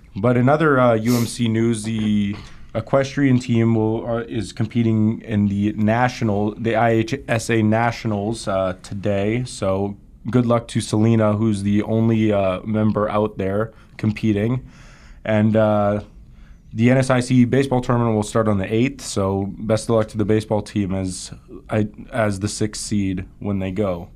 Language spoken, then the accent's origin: English; Winnipeg, Manitoba, Canada; my hometown of Winnipeg